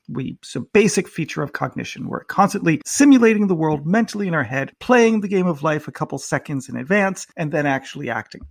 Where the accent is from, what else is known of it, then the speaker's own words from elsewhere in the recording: United States; now in United Kingdom; I'm an American in the United Kingdom.